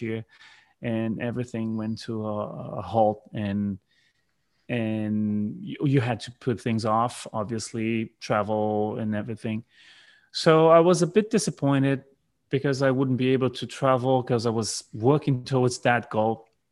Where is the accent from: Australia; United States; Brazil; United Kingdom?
Brazil; South Brazil; English is a second language; also born or lived in New Zealand; my hometown, which is in the south of Brazil, which is where I'm, I'm currently living right now